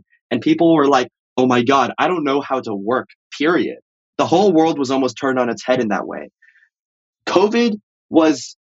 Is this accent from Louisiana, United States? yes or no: no; Bay Area, California, United States; I grew up in the Bay Area.